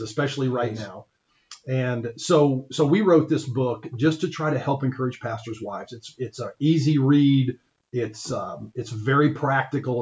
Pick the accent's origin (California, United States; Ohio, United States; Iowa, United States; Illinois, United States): Iowa, United States; Ankeny; now in Crawfordsville, United States; I grew up in Ankeny, Iowa